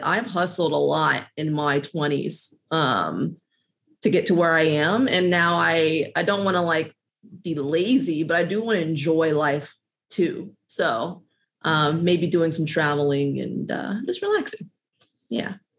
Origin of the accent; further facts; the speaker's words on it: Midwest, United States; now in Los Angeles, United States; I'm from the Midwest